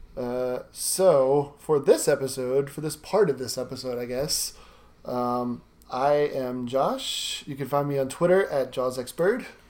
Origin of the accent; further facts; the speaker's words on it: Louisiana, United States; my hometown or my home state